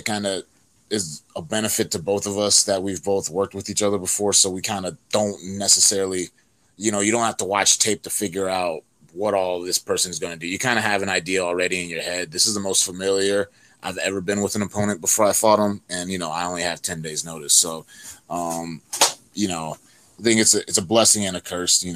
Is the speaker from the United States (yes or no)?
yes; North Carolina, United States; I'm from North Carolina.